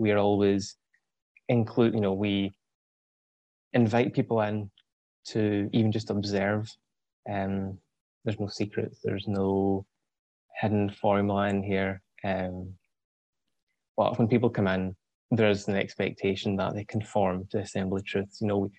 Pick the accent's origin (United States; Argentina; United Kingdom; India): United Kingdom; southwest Scotland; I am from Scotland. So I come from a rural village, southwest Scotland, 21